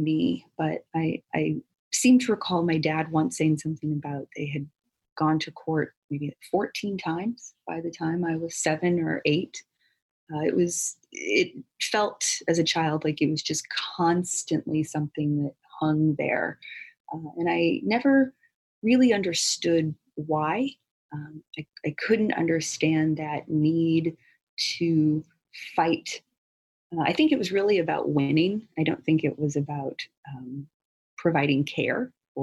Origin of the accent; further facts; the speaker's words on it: Missouri, United States; also born or lived in Louisiana; I was born in Louisiana, but we moved to Missouri where his family was